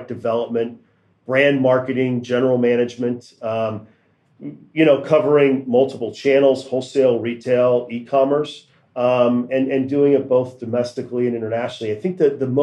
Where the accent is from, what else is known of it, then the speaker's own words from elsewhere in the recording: Kansas City, Missouri, United States; now in Greensboro, United States; I grew up in Kansas City, so I grew up around the brand and the hometown and seeing it there